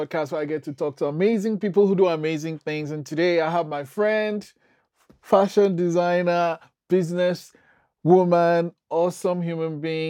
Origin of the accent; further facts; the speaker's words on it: Nigeria; being Nigerian